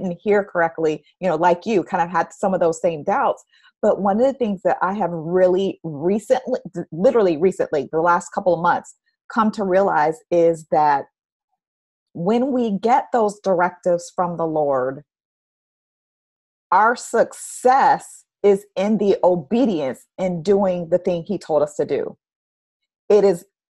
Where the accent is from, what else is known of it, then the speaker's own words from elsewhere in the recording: Orlando, Florida, United States; moved away; also born or lived in Houston; I grew up in Orlando